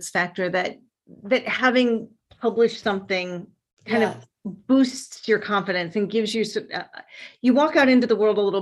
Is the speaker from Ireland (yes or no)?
yes; Ireland; and I'm Irish, so of course they're sort